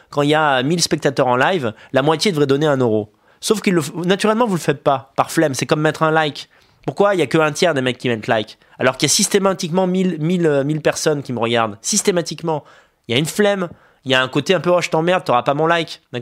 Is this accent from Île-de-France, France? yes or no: no; Montargis, Centre-Val de Loire, France; je suis de Montargis.